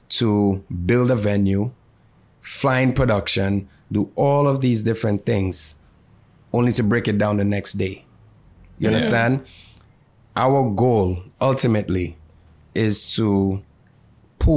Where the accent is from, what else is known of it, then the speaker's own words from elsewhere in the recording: St. Lucia; we're from St. Lucia